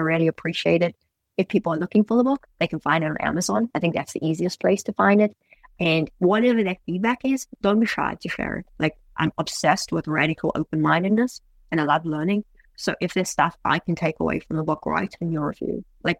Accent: United States; I'm like, I'm American through and through.

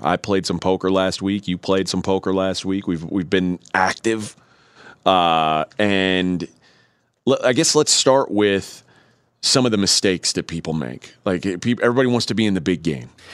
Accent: Texas, United States; I'm from Texas

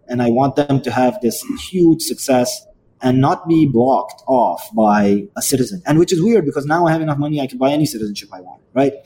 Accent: Yemen; moved away; also born or lived in Dubai, United Arab Emirates / India (family); I originally come from a country called Yemen

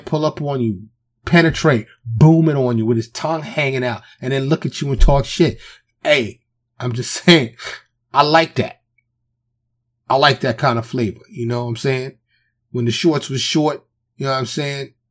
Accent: New York City, New York, United States; I grew up in New York.

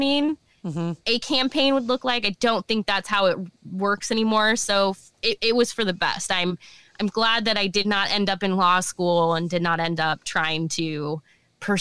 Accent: Omaha, Nebraska, United States; also born or lived in Lincoln, Nebraska; I was born and raised in Omaha and good old Omaha, Nebraska.

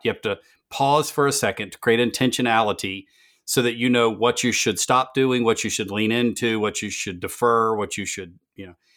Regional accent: the South, United States; I am from the South

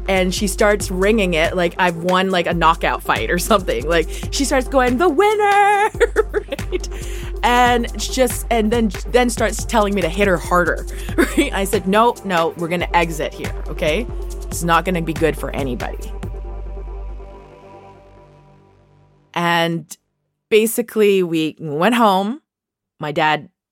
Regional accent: Vancouver, British Columbia, Canada; Growing up in Vancouver in the 80s, well, we grew up in Chinatown

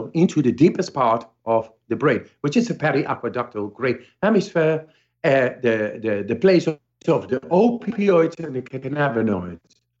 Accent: Amsterdam, North Holland, Netherlands; I come from Amsterdam

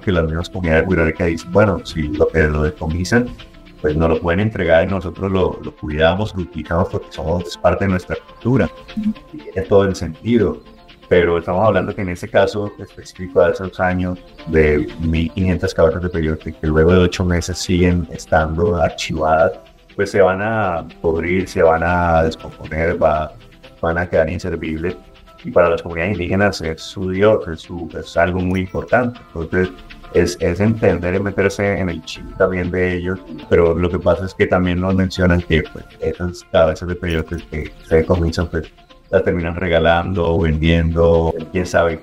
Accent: Mexico

